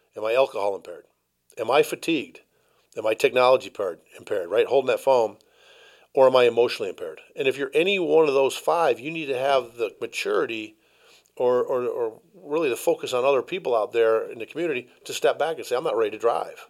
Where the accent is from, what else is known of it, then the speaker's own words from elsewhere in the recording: Chicago, Illinois, United States; I was raised in Chicago by a thirty-seven-year full-time fireman